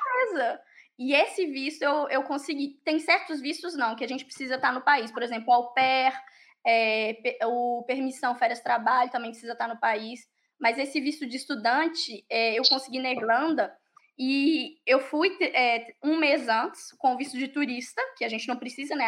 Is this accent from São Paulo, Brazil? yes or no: no; Pará de Minas, Minas Gerais, Brazil; moved away as an adult; also born or lived in Ireland; now in France; eu sou de Minas, eu sou de uma cidade a duas horas de BH, para de Minas